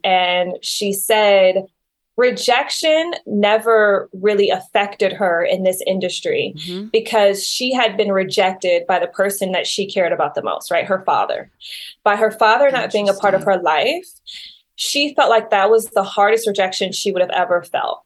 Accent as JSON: {"language": "English", "town": "Detroit", "region": "Michigan", "country": "United States", "tie": "born or raised there", "said": "I grew up in Detroit, Michigan"}